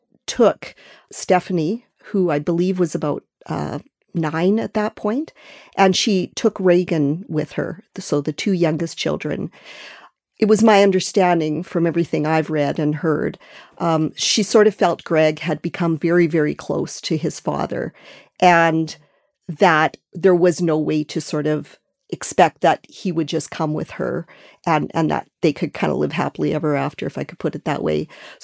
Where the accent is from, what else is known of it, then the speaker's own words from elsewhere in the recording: Regina, Saskatchewan, Canada; I grew up in Regina